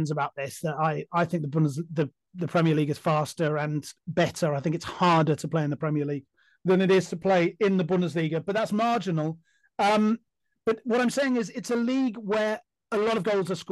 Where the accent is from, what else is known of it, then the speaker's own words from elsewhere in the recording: England, United Kingdom; as an Englishman